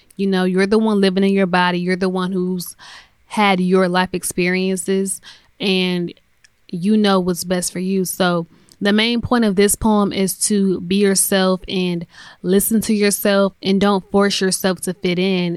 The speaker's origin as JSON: {"language": "English", "country": "United States", "tie": "born or raised there", "said": "That's where I'm from, born and raised in America"}